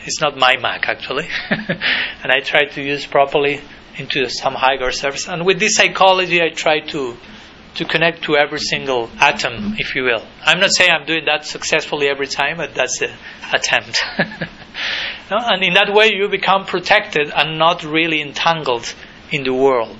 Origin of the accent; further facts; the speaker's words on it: Argentina; I was born in 1980 in Argentina